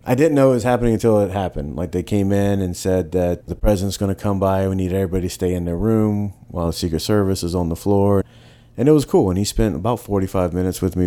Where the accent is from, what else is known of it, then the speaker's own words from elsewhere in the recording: Savannah, Georgia, United States; growing up in Savannah and growing up in more of like a working class family